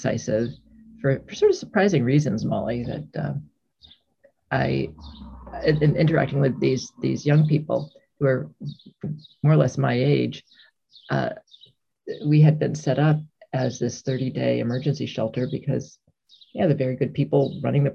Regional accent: Hartford, Connecticut, United States; I grew up in the Hartford, Connecticut area

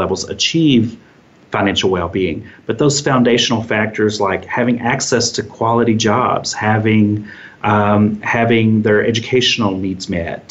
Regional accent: Kentucky, United States; my home state of Kentucky

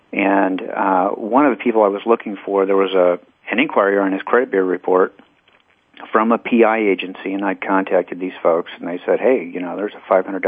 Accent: Texas, United States; born there; now in Arizona, United States; Yeah, I was born in Texas and the product of divorced parents, so I've been back and forth.

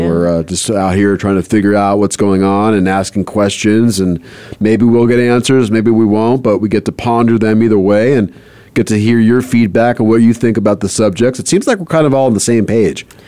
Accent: Southern California, United States; moved away as an adult; also born or lived in Los Angeles, United States / New Mexico, United States; growing up in South, Southern California

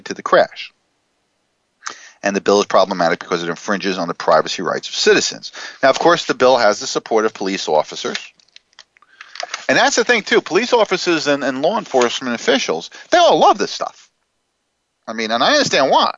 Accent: New Jersey, United States; New Jersey, my home state

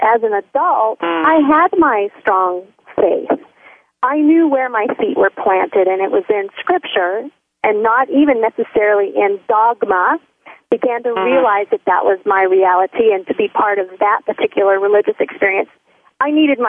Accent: Texas, United States; born there; also born or lived in Missouri / Florida / Tennessee; I moved around a lot. I would have to say that I'm a Southern girl. I was born in Texas, and my dad moved us around a little bit, Missouri, Florida, back to Texas, and then we moved to Tennessee.

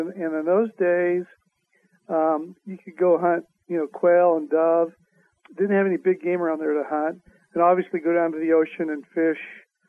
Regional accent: Riverside, California, United States; I grew up in Southern California.

